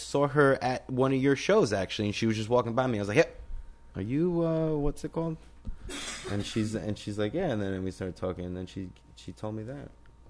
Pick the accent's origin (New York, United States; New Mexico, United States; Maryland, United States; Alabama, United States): New York, United States; I'm a New Yorker. I live in a New York